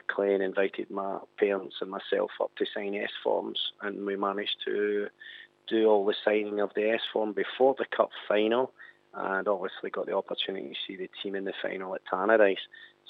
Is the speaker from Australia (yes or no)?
no; Airdrie, Scotland, United Kingdom; also born or lived in Hamilton / Coatbridge; I was born and raised in Airdrie for probably the first 11, 12 years, and then moved to another part of Lanarkshire, moved to Hamilton.